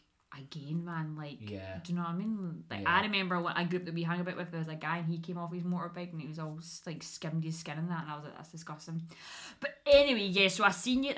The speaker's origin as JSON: {"language": "English", "town": "Paisley", "region": "Scotland", "country": "United Kingdom", "said": "I'm from Paisley"}